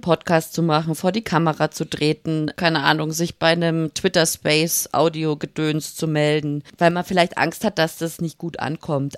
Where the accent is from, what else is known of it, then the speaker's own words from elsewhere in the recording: Upper Bavaria, Germany; now in Swabia, Germany; Ich bin aufgewachsen in Oberbayern und wohne jetzt aber schon im Schwabeländler ganze Zeit.